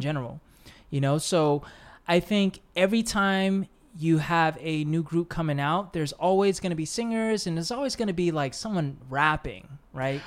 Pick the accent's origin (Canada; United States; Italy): United States; living and growing up in the States